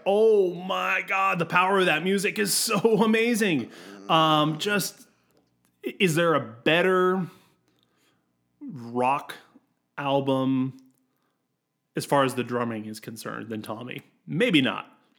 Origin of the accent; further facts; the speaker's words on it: United States; I'm American